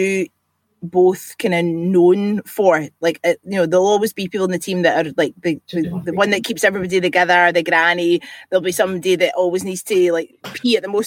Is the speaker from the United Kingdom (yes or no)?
yes; Bellshill, Scotland, United Kingdom; I'm from Belsill.